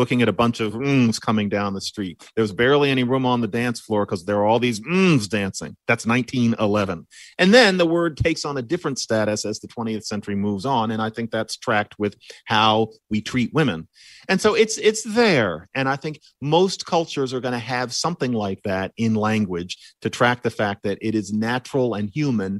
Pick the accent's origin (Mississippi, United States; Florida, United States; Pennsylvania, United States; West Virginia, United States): Pennsylvania, United States; Philadelphia; born or raised there